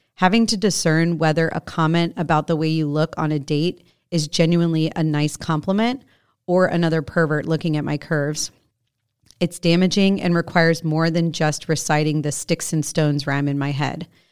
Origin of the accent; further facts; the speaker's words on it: Florida, United States; I grew up in Florida, which means I grew up at the beach